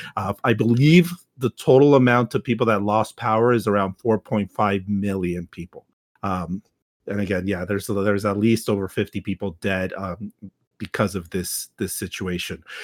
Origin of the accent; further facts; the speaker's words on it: Texas, United States; myself as a Texan